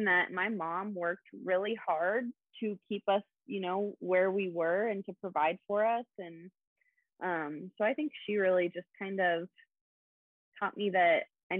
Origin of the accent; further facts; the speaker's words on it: Kansas, United States; moved away; I grew up in Kansas